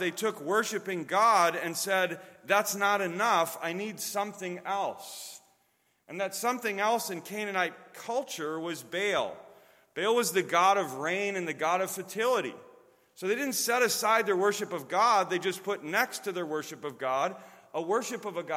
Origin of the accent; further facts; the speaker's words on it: Chicago, Illinois, United States; moved away as an adult; also born or lived in Wisconsin; now in Chattanooga, United States; I'm from Chicago, and before that came from Wisconsin, so my accent may give that away.